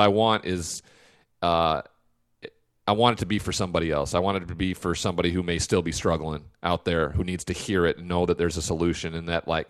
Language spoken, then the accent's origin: English; Montana, United States; I'm from Montana.